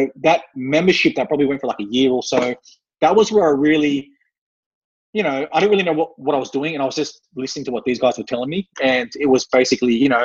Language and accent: English; Sydney, New South Wales, Australia; I grew up in Western Sydney. where it was a suburb called Auburn